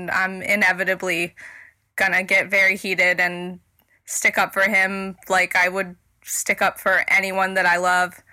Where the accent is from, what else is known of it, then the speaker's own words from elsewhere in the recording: Baltimore, Maryland, United States; from Baltimore, and I just want to say … will always have a huge place in my heart